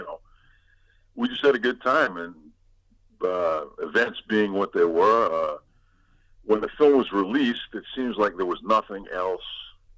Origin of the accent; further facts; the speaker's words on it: Brooklyn, New York, United States; Well, we're from East New York in Brooklyn, Sunnyside Avenue and Miller.